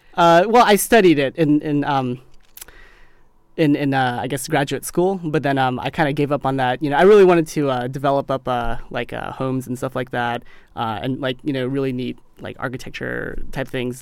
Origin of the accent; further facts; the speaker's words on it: Mississippi, United States; When I was growing up in Mississippi